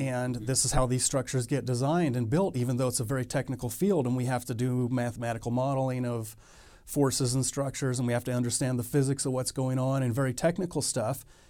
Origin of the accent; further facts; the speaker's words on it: Texas, United States; moved away as an adult; also born or lived in Fallon, Nevada; now in Reno, United States; I grew up mostly in Texas